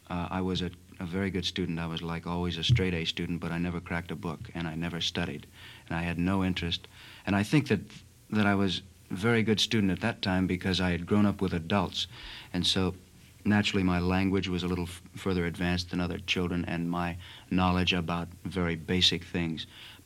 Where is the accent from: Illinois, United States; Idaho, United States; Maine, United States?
Illinois, United States; Chicago